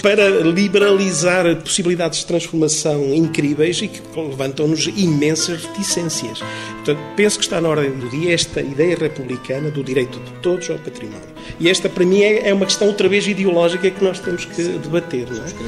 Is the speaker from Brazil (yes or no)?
no; Trás-os-Montes, Portugal; eu sou transmontano